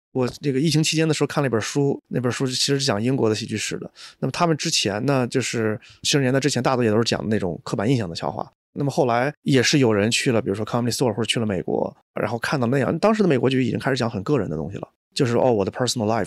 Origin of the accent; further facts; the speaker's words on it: China; 我们中国人